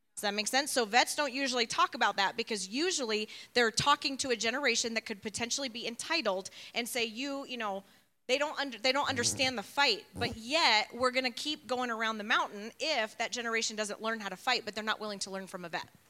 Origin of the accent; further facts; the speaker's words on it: Chicago, Illinois, United States; also born or lived in Tucson; now in Flagstaff, United States; I was born in Chicago.